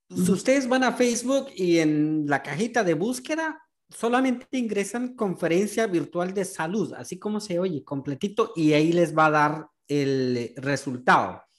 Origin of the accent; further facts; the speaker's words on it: Guatemala; now in Houston, United States; Ciudadanos comunes que en su mayoría somos guatemaltecos que vivimos aquí en Houston